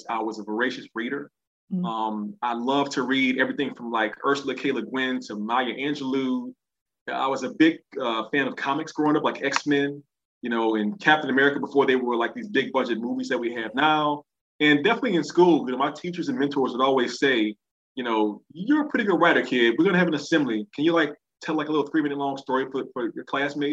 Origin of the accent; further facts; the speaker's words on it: New Orleans, Louisiana, United States; I grew up in New Orleans East, which is an area of the city